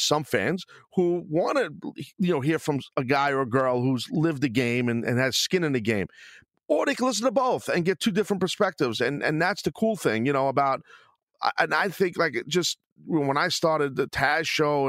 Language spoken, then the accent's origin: English; New York, United States; I'm from New York